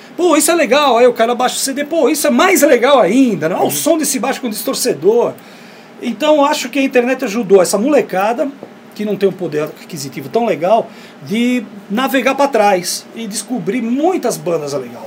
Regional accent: Brazil; a gente é do Brasil

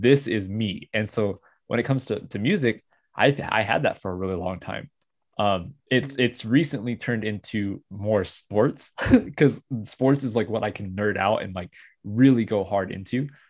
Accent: United States

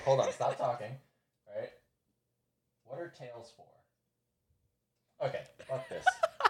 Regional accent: United States; I'm American.

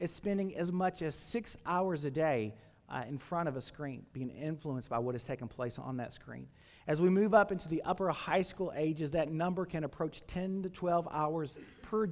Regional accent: Campbellsville, Kentucky, United States; I grew up in Taylor County. Camelsville is my hometown, and grew up on a farm out in that area

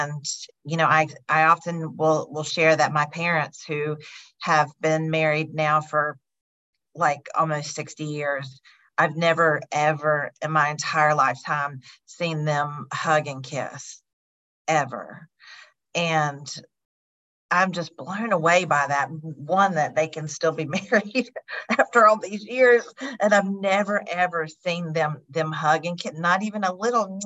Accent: North Carolina, United States; also born or lived in Louisiana; I am from North Carolina, but I'm in Chicago right now.

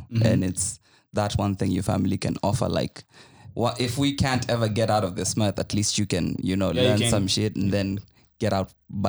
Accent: Eldoret, Uasin Gishu County, Kenya; I was born in Eldoret.

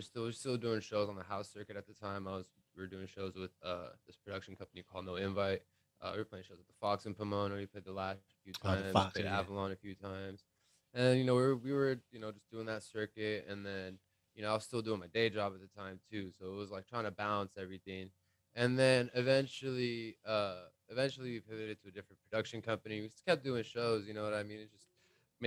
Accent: Sharm el-Sheikh, South Sinai, Egypt; also born or lived in Long Beach, California, United States; now in United States; growing up in Egypt, a lot of my friends from back home are DJs and producers

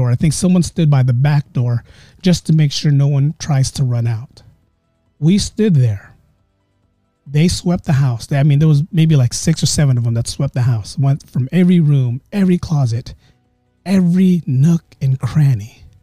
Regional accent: Philippines; we're all Filipino. So there's a certain ghost in the Philippines

